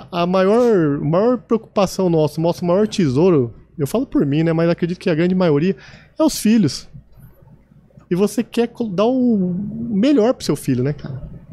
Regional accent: São José do Rio Preto, São Paulo, Brazil; accent: caipira; also born or lived in Osasco; eu nasci em São José do Rio Preto

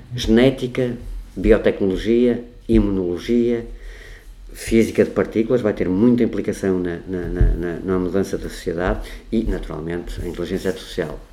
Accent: Porto, Norte, Portugal; nasci no Porto, tenho 55 anos

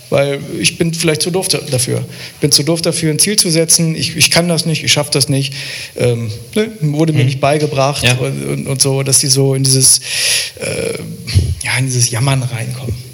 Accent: Lower Saxony, Germany; Also ähm, ich komme ja aus der Nähe von Hildesheim

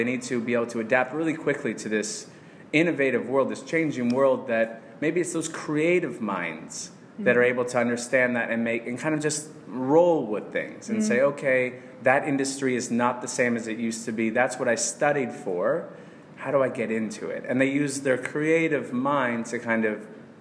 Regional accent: Canada; moved away; I'm from Canada

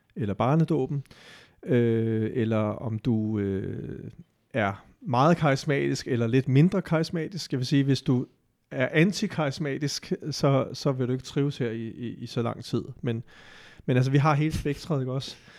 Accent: Denmark; vi som danskere

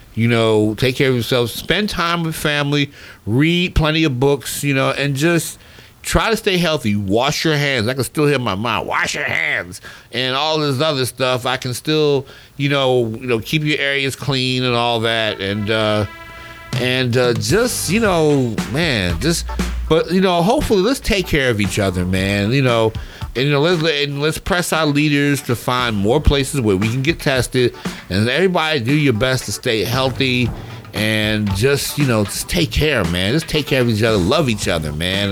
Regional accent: Baltimore, Maryland, United States; growing up in Baltimore, you know, at the at the old ballpark, Memorial Stadium

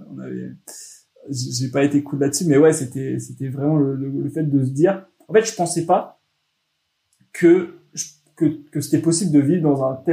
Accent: France; tu te rends compte que nous, en tant que Français, on est des latins.

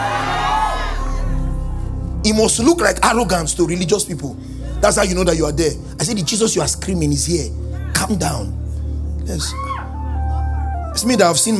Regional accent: Benin City, Edo, Nigeria; I grew up in Benin City, 052, 053, 054

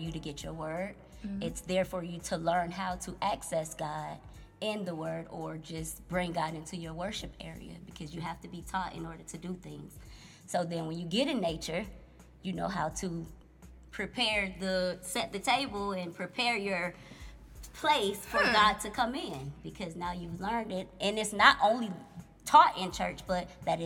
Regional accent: West Palm Beach, Florida, United States; now in California, United States; I am from West Palm Beach, Florida. Right now, I'm living in California

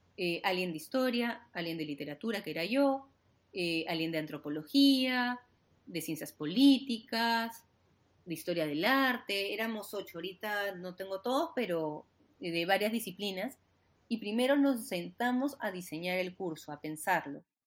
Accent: Lima, Peru; yo soy súper limeña

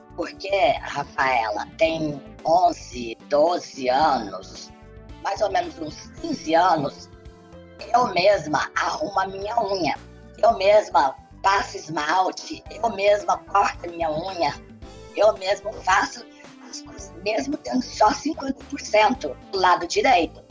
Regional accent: Brazil; eu sou muito brasileira

